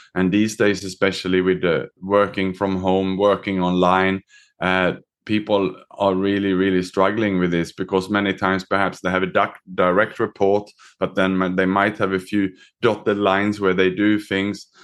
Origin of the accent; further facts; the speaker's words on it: Sweden; moved away; also born or lived in Australia / Southeast Asia; I was born myself in Sweden. I was educated in Australia